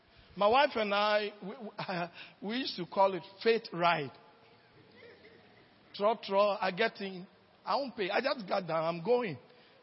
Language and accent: English; Nigeria; now in Ghana; When I came from Nigeria, I have no money even for trotro. I used to live at Fadama.